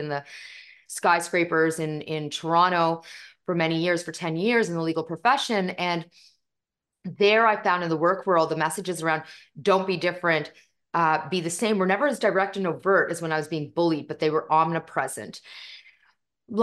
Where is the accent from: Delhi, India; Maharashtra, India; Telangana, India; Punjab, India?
Punjab, India; And not only are we from India, we're North Indian, which makes us Punjabi by culture, and we are Sikh by faith. And so my faith is called Sikhism or Sikhi.